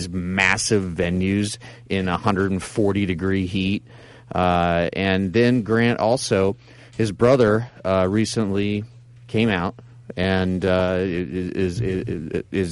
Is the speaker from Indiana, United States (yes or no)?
no; Nebraska, United States; we both were from the Midwest. I'm from Nebraska.